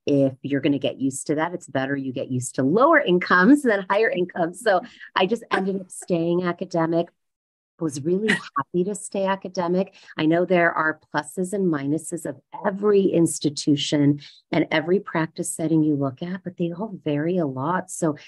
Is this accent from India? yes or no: yes; India; even though I'm Indian, I think I lacked that business gene, haggling gene quite a bit.